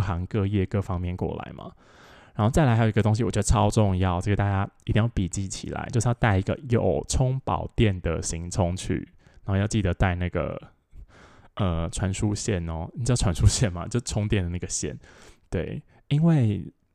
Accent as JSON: {"language": "Chinese", "region": "Taoyuan", "country": "Taiwan", "said": "我是桃园人嘛，然后桃园人，我就， 我们就在那个， 呃，桃园火车站站前面的那个远东百货门口集合"}